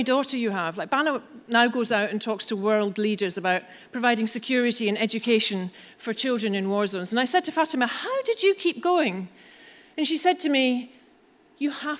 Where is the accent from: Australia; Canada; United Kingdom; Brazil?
United Kingdom; Scotland; I'm Scottish